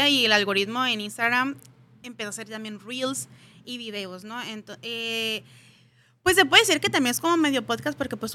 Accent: Mexicali, Baja California, Mexico

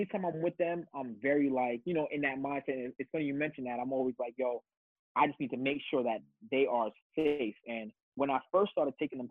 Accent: New York City, New York, United States; also born or lived in Wisconsin / Jamaica; I'm born and raised in the Bronx

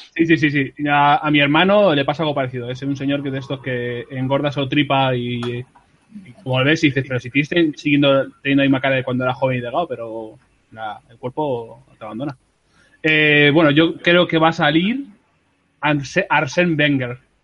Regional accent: Madrid, Community of Madrid, Spain; en San Blas, donde yo nací, crecí, viví

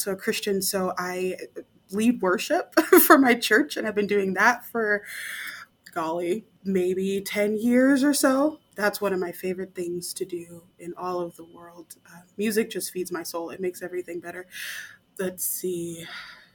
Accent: Nebraska, United States; I'm from the middle of the United States, Nebraska.

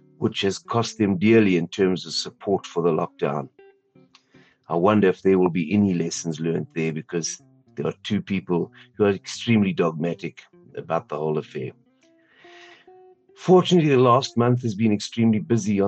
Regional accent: Sandton, Gauteng, South Africa; I'm from Morningside, Sandton, South Africa

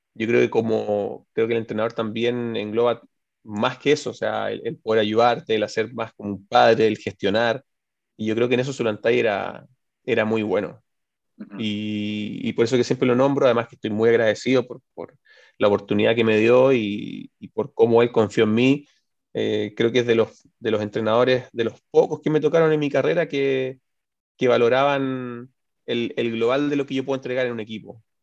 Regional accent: Chile; moved away as an adult; now in Spain; como chileno

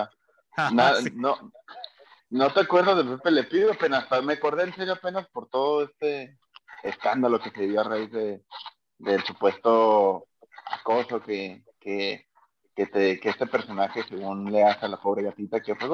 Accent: Mexico; los afectados somos nosotros los mexicanos

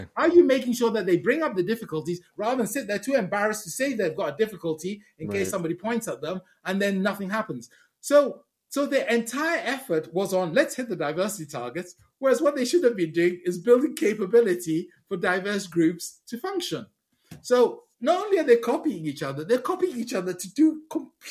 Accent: Ghana; moved away; also born or lived in United Kingdom; I was born in Ghana.

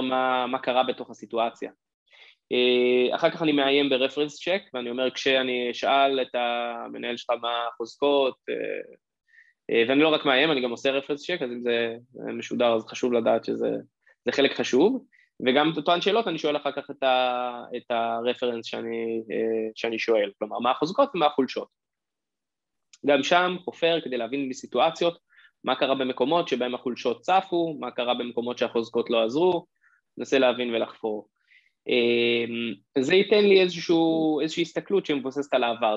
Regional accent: Israel; בתור ישראלי

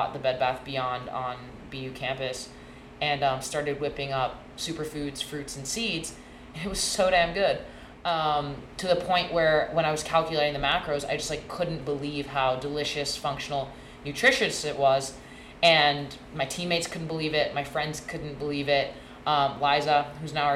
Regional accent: Hong Kong; moved away as an adult; also born or lived in Boston, Massachusetts, United States; now in United States; I was born and raised in Hong Kong

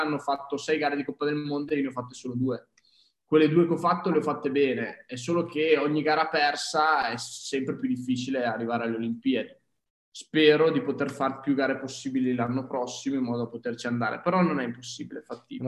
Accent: province of Verona, Veneto, Italy; also born or lived in Trento; sono di del lago di Garda, vicino comunque provincia di Verona

